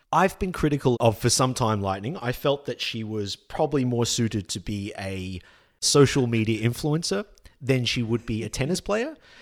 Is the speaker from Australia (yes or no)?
yes; Australia; we as an Australian public